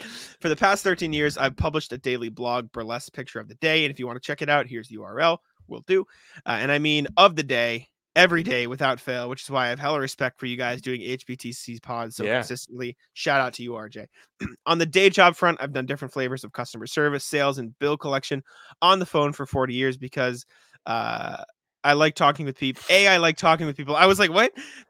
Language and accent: English; Indiana, United States; I grew up in Northwest Indiana